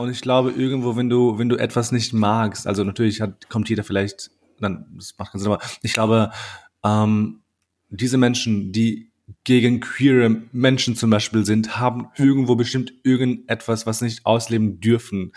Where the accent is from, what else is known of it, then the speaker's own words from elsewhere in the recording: Austria; also born or lived in Kosovo; ich bin auch in Österreich aufgewachsen